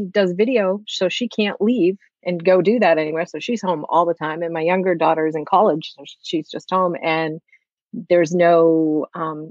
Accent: Massachusetts, United States; I'm from Massachusetts, just like Brian

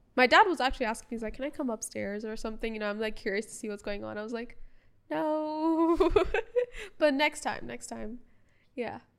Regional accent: Bahrain; first language English; My first language was English. but born and raised in Bahrain

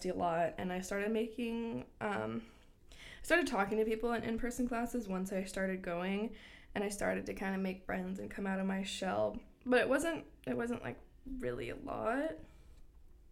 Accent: Bradenton, Florida, United States; moved away as an adult; also born or lived in Gainesville, Florida; I went to Braden River High School in Bradenton

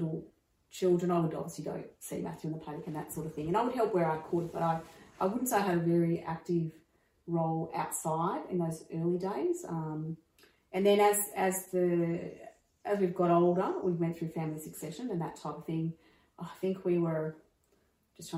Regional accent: Canberra, Australian Capital Territory, Australia; moved away as an adult; now in Dubbo, Australia; I came from Canberra originally and then got married and moved to another property and then came to this one that we're living in now

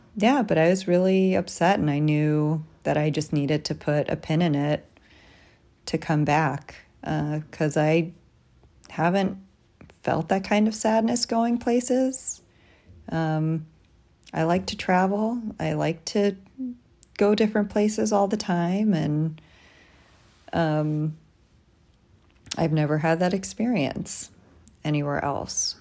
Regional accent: Tucson, Arizona, United States; moved away as an adult; also born or lived in New York City; I came out here from Tucson, where I grew up

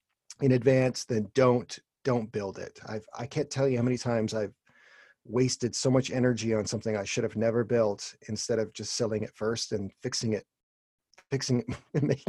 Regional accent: Toronto, Ontario, Canada; I'm actually from Toronto, Canada.

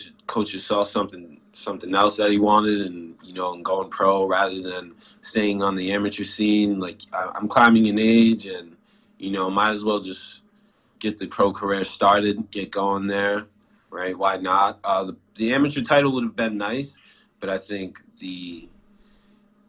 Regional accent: Rhode Island, United States; my home state

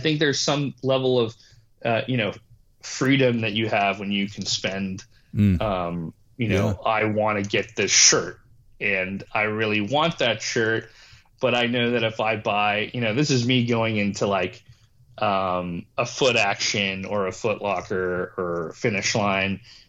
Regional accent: Dubai, United Arab Emirates; born there; Yeah, my mom is from Bangladesh. My dad is from Pakistan. You know, they spent their time all over the world, but they met in Dubai. That's where I was born.

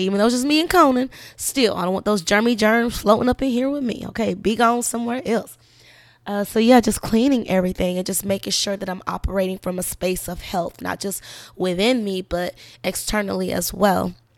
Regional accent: South Carolina, United States; also born or lived in Orlando, Florida; now in Georgia, United States; I'm from South Carolina

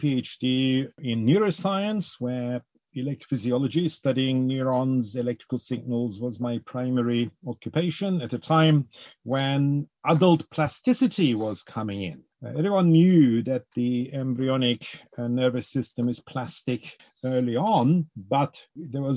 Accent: Cyprus; now in United Kingdom; I grew up in Cyprus

